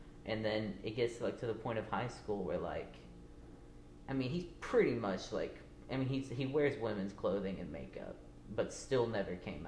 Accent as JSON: {"language": "English", "town": "Stilwell", "region": "Oklahoma", "country": "United States", "tie": "born or raised there", "moved": "yes", "said": "my hometown is Stillwell. It's a small town. It's basically your typical, like, southern small town."}